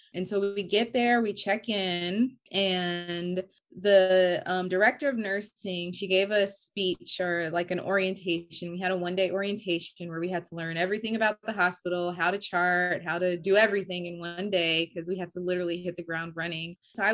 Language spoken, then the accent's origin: English; New York, United States; And you know, we're from New York. Our families are from New York.